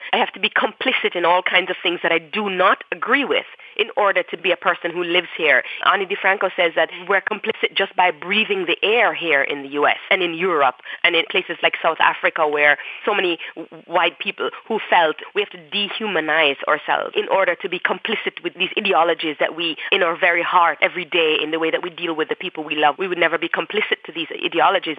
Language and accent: English; Jamaica; moved away as an adult; now in United States; being Jamaican and what it meant to be queer and Jamaican at the same time